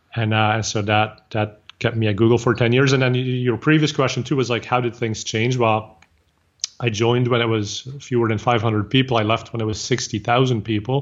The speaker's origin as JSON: {"language": "English", "region": "Flanders", "country": "Belgium", "second_language": "English", "moved": "yes", "lives_now": "Bay Area, United States", "said": "I'm originally from Belgium, so I speak Flemish, which is the same as Dutch."}